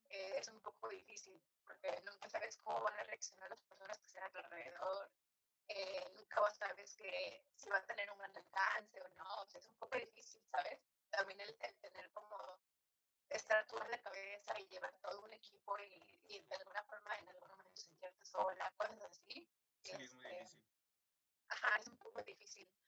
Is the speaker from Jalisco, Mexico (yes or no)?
no; Cuernavaca, Morelos, Mexico; moved away as an adult; now in Irapuato, Mexico; Eh, soy originalmente de Cuernavaca, Morelos, pero hace unos cinco años es que estoy aquí en Irapuato.